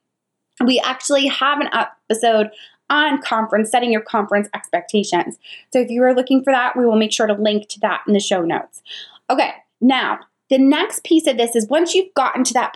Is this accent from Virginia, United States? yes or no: no; New York, United States; now in Charlotte, United States; I live in Charlotte, but I'm originally from New York